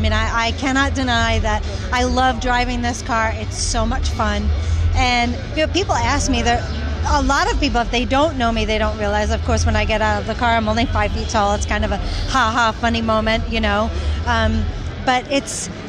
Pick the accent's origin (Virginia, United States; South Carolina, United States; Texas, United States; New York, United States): New York, United States; Long Island; I'm from Long Island. Long Island was very rich in motorsports.